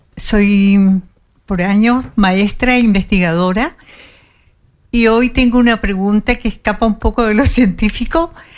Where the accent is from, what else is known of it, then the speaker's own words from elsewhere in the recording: Chile; soy de Chile